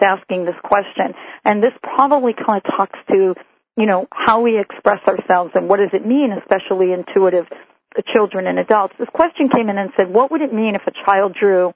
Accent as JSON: {"language": "English", "country": "United States", "tie": "born or raised there", "also_born_or_lived": "New Jersey", "moved": "as an adult", "lives_now": "Seattle, United States", "said": "I grew up in New York and New Jersey"}